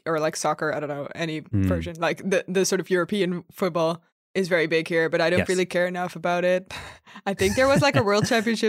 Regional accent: Netherlands; I'm from the Netherlands.

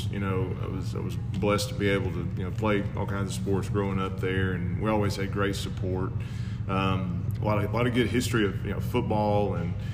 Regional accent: Arkadelphia, Arkansas, United States; Well, I spent the first 22 years of my life there because I was born and raised there. Uh, of course, went to Ouachita, so I never really left until uh, graduated college, got married

